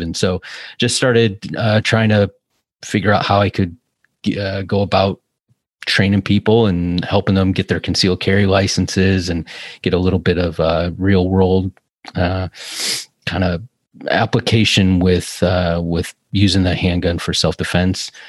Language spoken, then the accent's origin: English; Cleveland, Ohio, United States; moved away as an adult; also born or lived in California; I'm from Cleveland